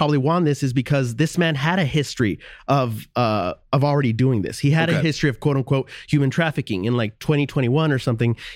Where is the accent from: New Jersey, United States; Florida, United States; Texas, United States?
Texas, United States; El Paso; also born or lived in Las Cruces, New Mexico; I'm from the Southwest. I'm from El Paso, Texas